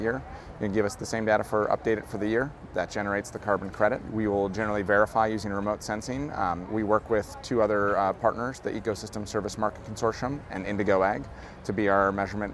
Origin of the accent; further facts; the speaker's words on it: North Dakota, United States; moved away; I'm from North Dakota originally